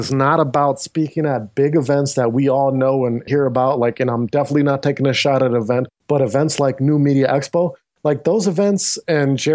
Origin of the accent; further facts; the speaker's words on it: United States; I am also an American